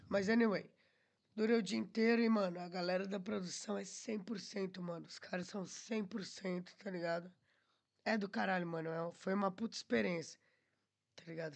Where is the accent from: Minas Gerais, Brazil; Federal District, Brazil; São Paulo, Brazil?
São Paulo, Brazil; Atibaia; moved away as an adult; also born or lived in Curitiba / Porto / Lisbon; now in Portugal; Sou caipira, né, mano? Lá do interior da Atibaia.